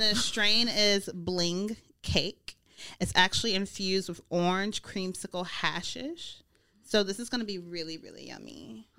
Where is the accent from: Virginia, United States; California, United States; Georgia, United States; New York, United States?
Georgia, United States; Snellville; also born or lived in Mississippi; I'm from Georgia. Mm. So I was born in Mississippi, but I grew up in Georgia and Mississippi-ish. I'm a Southern girl